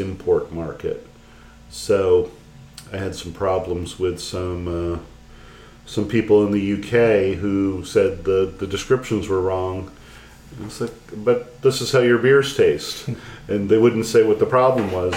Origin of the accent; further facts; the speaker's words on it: United States; as an American